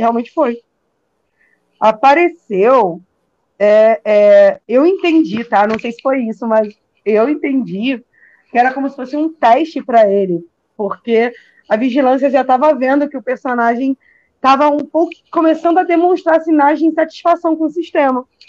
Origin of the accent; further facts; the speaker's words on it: Rio de Janeiro, Brazil; eu sou do Rio